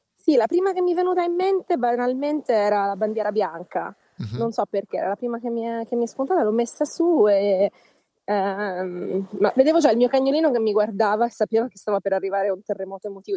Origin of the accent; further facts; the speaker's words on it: Melito di Porto Salvo, Calabria, Italy; dopo Melito, uh-huh. che è il mio paese